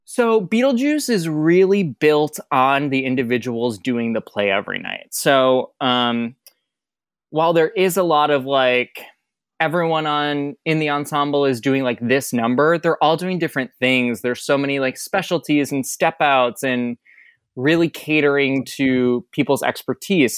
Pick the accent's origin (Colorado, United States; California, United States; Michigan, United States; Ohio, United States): Michigan, United States; moved away as an adult; also born or lived in Boston; I grew up in Michigan.